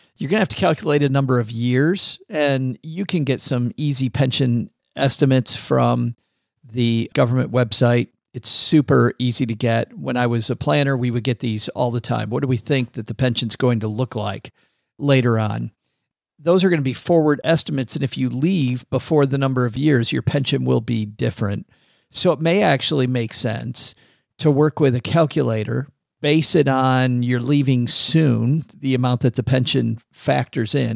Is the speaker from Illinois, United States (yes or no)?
no; Detroit, Michigan, United States; I'm from Detroit